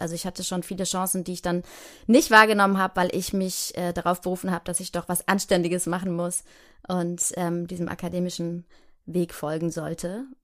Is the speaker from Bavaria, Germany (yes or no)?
no; Heidelberg, Baden-Württemberg, Germany; wenn ich jetzt da in Heidelberg, wo ich herkomme, vorbeilaufe, dann weiß ich, ah ja, hier war mein Kindergarten